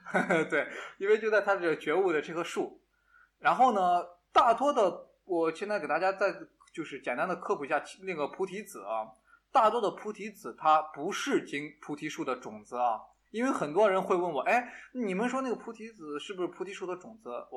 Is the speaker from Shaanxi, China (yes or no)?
yes; Shaanxi, China; accent: Shaanxi dialect; 我们陕西话就是啊，经常会说